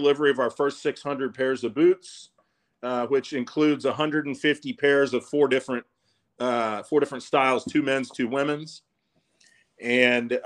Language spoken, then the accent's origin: English; Dallas, Texas, United States; growing up in Dallas